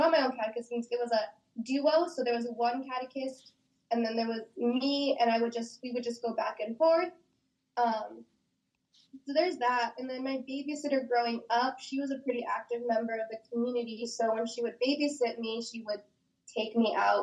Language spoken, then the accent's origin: English; Oxnard, California, United States; I was born and raised in Southside, Oxnard. I still reside here in Oxnard, still in the same home I grew up